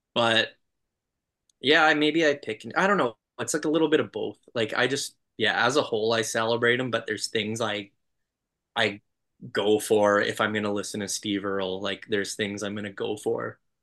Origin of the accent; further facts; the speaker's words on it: Canada; I'm just gonna sound like a Canadian